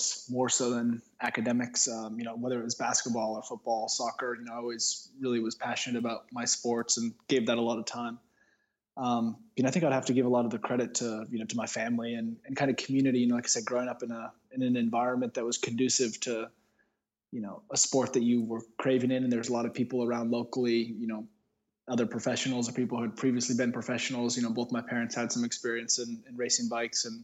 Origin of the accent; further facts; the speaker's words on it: Bend, Oregon, United States; I grew up in Bend, Oregon